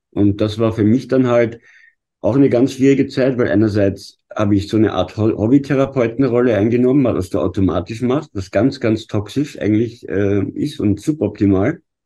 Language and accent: German; Vienna, Austria; als Wiener